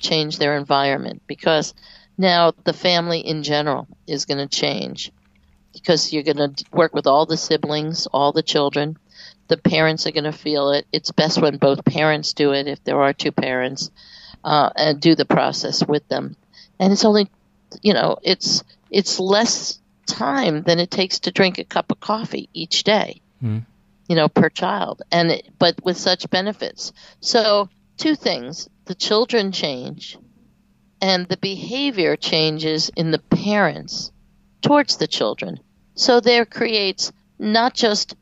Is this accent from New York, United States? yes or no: yes; New York, United States; now in North Carolina, United States; I also moved to the South, and I'm from New York originally.